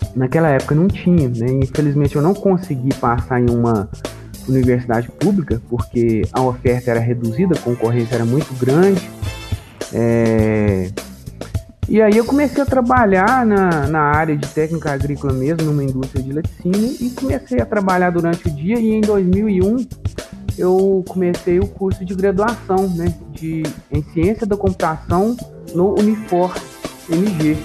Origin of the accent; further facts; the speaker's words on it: Bambuí, Minas Gerais, Brazil; eu sou daqui de Bambuí mesmo, inclusive, né, eu cresci, inclusive, na zona rural